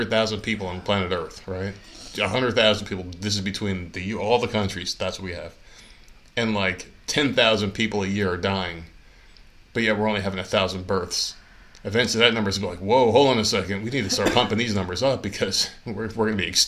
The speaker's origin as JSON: {"language": "English", "region": "New Jersey", "country": "United States", "said": "I come from New Jersey and we have Rutgers"}